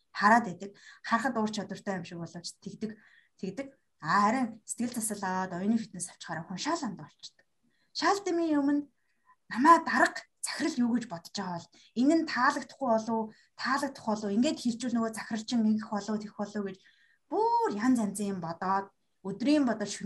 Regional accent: Mongolia; би өөрөө Монгол соёлд өссөн

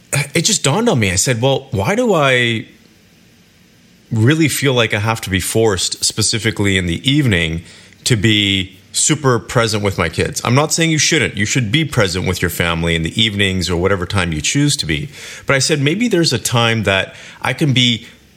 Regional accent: Kelowna, British Columbia, Canada; moved away; my hometown, Kelowna, British Columbia

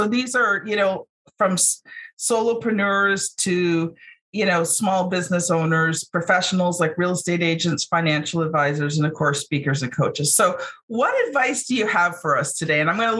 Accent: Ontario, Canada; we're both from Ontario, right?

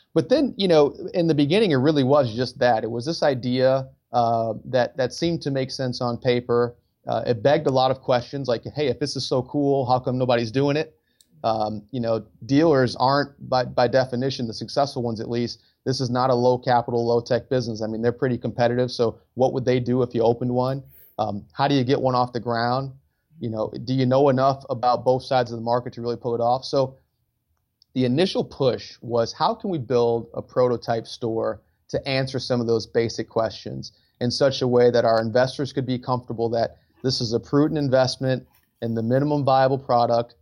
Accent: Detroit, Michigan, United States; moved away as an adult; I grew up in Detroit, Michigan

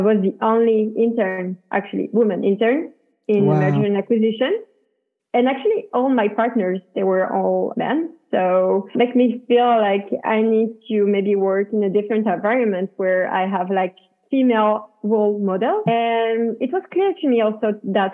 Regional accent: next to Paris, Île-de-France, France; moved away as an adult; now in United States; I was born and raised in France, next to Paris. I decided to live in the US back in 2020.

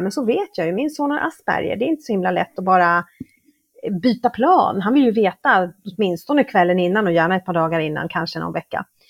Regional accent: Stockholm, Stockholm County, Sweden; moved away as an adult; now in Mexico; Jag är född och uppvuxen i Stockholm men har bott i Mexiko i snart 20 år

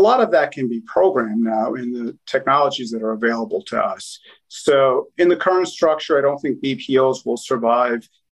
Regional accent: New York City, New York, United States; I was born and raised in Queens, New York.

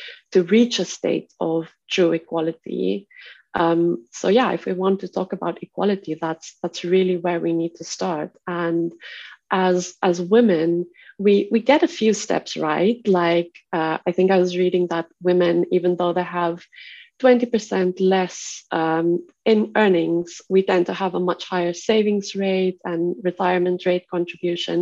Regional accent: South Africa; I grew up in South Africa, which by all means is a standard conventional patriarchal society. And within that, I grew up in the Afrikaans community

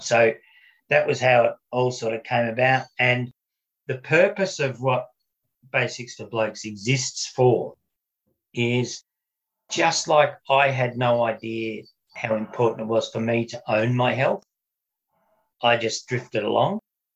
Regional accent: Melbourne, Victoria, Australia; also born or lived in Surfers Paradise, Queensland; I grew up in Melbourne, but all this happened when I was living up in Queensland.

